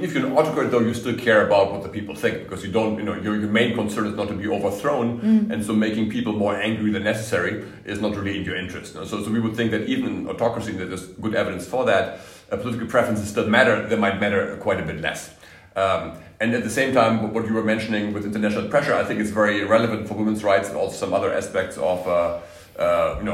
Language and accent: English; Germany; I'm from Germany